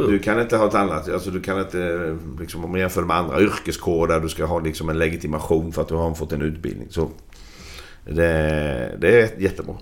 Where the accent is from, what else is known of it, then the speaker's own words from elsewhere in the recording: Växjö, Kronoberg County, Sweden; moved away; jag växte upp i Växjö